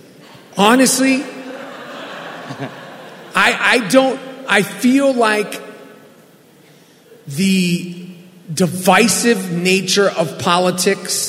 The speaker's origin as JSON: {"language": "English", "town": "New York City", "region": "New York", "country": "United States", "tie": "born or raised there", "said": "Growing up in New York City"}